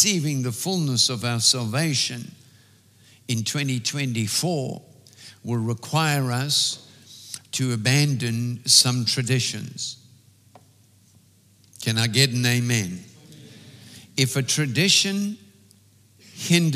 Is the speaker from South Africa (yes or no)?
yes; South Africa; As an English South African, we have certain customs that we were raised